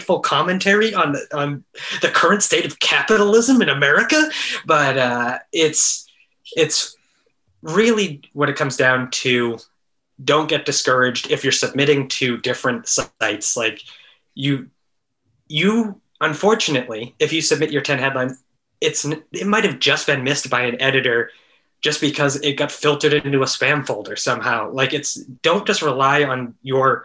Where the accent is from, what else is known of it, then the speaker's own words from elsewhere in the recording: Massachusetts, United States; moved away; also born or lived in San Francisco; I grew up in Massachusetts